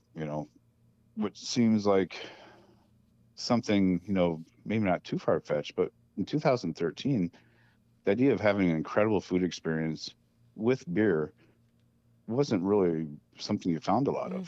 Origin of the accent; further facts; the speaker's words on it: Solon, Iowa, United States; I grew up in Solon, uh, so just having a brewery in my hometown